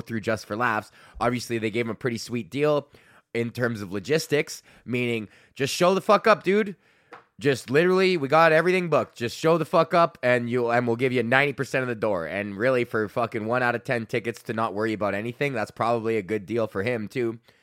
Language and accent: English; Canada